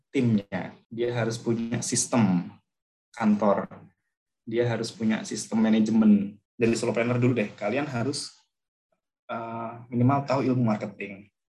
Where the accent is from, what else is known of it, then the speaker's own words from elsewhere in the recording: Pekalongan, Central Java, Indonesia; born there; now in Sukoharjo, Indonesia; saya lahir di Pekalongan, kemudian saya sekarang domisili di, baru pindah ke Sukoharjo